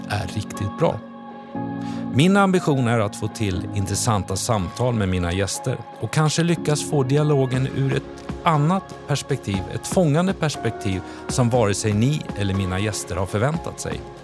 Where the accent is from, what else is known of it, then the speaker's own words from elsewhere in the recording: Borås, Västra Götaland, Sweden; Jag är uppväxt i Borås under väldigt enkla förhållanden